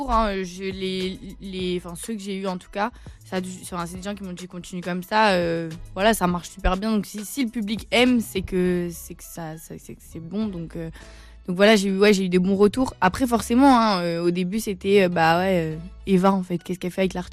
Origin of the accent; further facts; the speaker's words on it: Cannes, Provence-Alpes-Côte d'Azur, France; je suis plus, je suis de Cannes, mais ouais c'est ouais l'urbain normalement une petite française